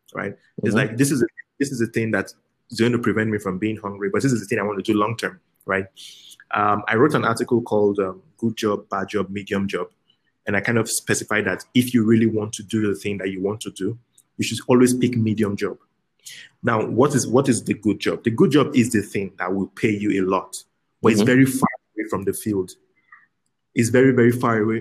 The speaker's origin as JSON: {"language": "English", "region": "Lagos", "country": "Nigeria", "tie": "born or raised there", "also_born_or_lived": "Benin City, Nigeria", "said": "I was born in Lagos. I spent a few years in Benin as a kid, but I spent most of my time in Lagos"}